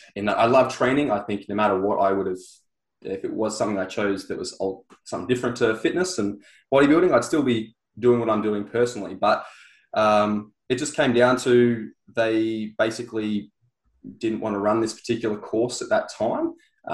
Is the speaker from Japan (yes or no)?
no; Sunshine Coast, Queensland, Australia; I was on the Sunshine Coast